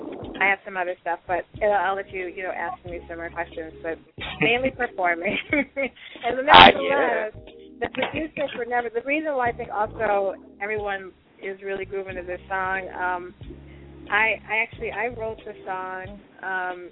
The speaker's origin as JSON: {"language": "English", "town": "Denver", "region": "Colorado", "country": "United States", "tie": "born or raised there", "moved": "yes", "lives_now": "Chicago, United States", "said": "I actually live in Chicago, so I was born and I was raised in Denver, but I live in Chicago now"}